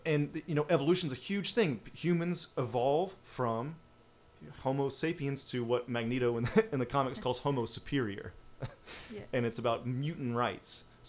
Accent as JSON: {"language": "English", "region": "the South", "country": "United States", "said": "I'm from the South, and people don't want to talk about evolution a lot."}